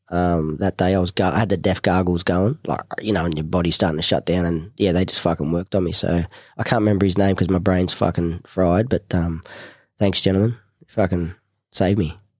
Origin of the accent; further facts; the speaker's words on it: Cronulla, New South Wales, Australia; also born or lived in Manly; I'm the Cronulla boy